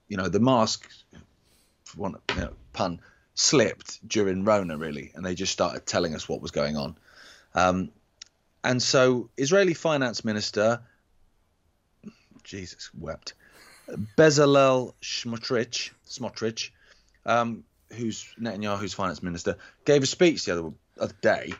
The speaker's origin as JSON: {"language": "English", "town": "Leamington Spa", "region": "West Midlands", "country": "United Kingdom", "tie": "born or raised there", "said": "I was born in Leamington Spa."}